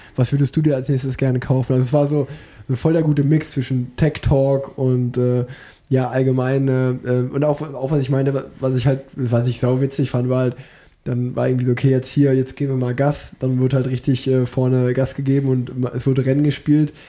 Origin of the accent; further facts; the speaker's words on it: Unna, North Rhine-Westphalia, Germany; weil ich bin geboren in Unna